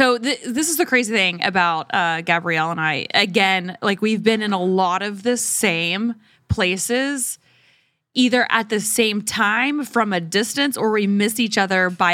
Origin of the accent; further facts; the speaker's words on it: Oklahoma, United States; I grew up in Oklahoma.